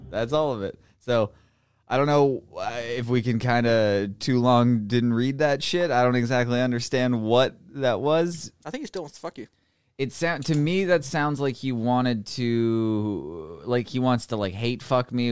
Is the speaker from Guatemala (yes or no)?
no; Canada; I'm not. I'm not gay. I'm just Canadian.